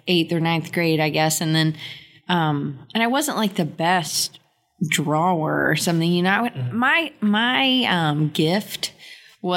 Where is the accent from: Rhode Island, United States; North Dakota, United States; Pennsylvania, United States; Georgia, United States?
Georgia, United States; Atlanta; moved away as an adult; also born or lived in Auburn, Alabama; I grew up in Atlanta, northeast suburb called Dunwoody.